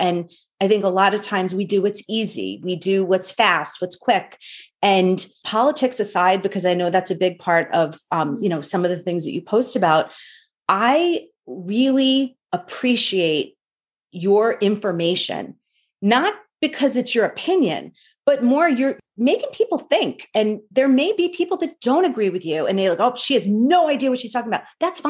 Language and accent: English; Northeast, United States; You know, I grew up in the Northeast as Protestant, converted to Catholicism.